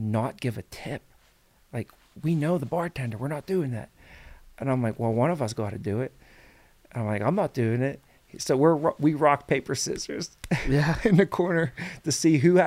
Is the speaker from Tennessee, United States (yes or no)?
no; Pittsburgh, Pennsylvania, United States; now in Chicago, United States; we're two kids from McKees Rock, from Pittsburgh, technically